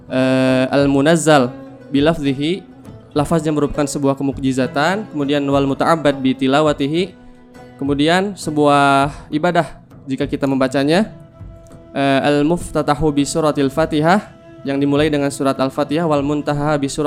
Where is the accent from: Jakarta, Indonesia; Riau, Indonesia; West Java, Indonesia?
West Java, Indonesia; Bandung; saya asli dari Bandung, kan tetapi domisili di Kabupaten Bandung Barat ya.